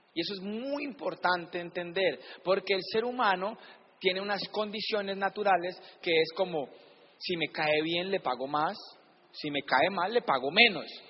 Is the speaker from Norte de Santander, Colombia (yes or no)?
no; Palmira, Valle del Cauca, Colombia; yo siempre digo que soy de Cali, pero soy de Palmira